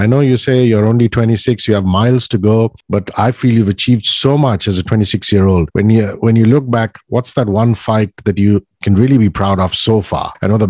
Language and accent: English; India; I'm from India